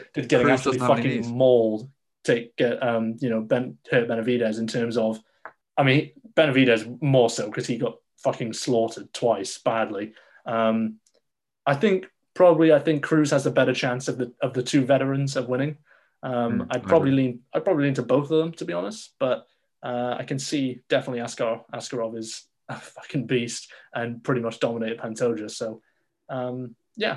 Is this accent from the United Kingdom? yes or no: yes; United Kingdom; me being British